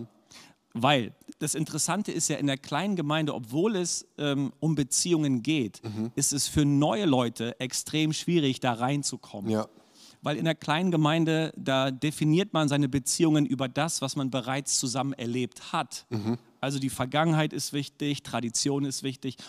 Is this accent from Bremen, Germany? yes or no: yes; Bremen, Germany; also born or lived in Erzhausen / Hannover / Achim; ich bin tatsächlich im Bremer Umland groß geworden